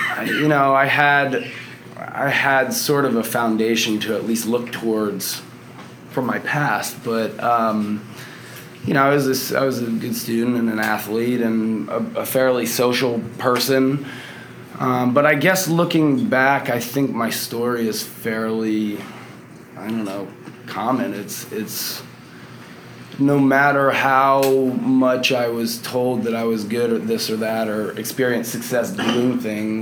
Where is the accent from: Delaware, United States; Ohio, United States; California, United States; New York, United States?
Delaware, United States; moved away as an adult; now in Austin, United States; I'm from Delaware originally. I've been out here in Austin for about 5 or 6 years.